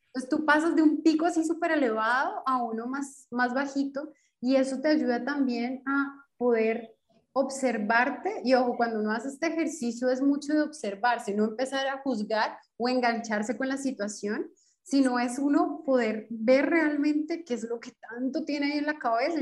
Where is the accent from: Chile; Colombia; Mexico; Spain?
Colombia; moved away as an adult; now in Brasília, Brazil; Soy colombiana, pero actualmente vivo en Brasilia.